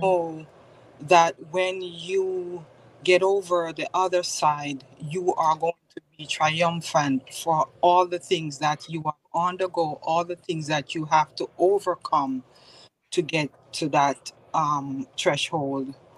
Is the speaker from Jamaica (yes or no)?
yes; Spanish Town, Jamaica; now in Bloomfield, United States; I am originally from Spanish Town, Jamaica, West Indies